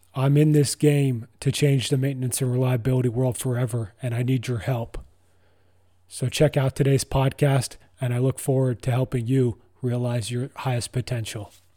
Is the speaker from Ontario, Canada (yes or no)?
yes; Ottawa, Ontario, Canada; I was born in Ottawa, Ontario, Canada